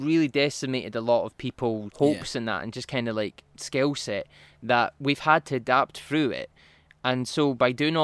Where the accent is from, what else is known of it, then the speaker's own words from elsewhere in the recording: Fife, Scotland, United Kingdom; also born or lived in Glasgow; I'm from Fife. Mm-hmm. We're both Fife.